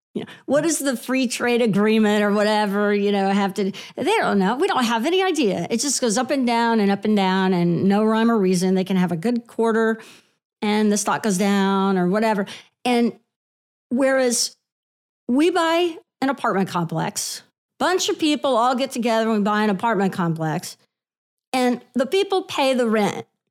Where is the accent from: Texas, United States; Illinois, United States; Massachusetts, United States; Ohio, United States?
Texas, United States; Houston; moved away as an adult; also born or lived in Lubbock, Texas / Dallas, Texas; now in New York, United States; So I grew up in Houston, and I went to school in Lubbock and worked in Dallas for a little while. So I'm, I'm really a Texas girl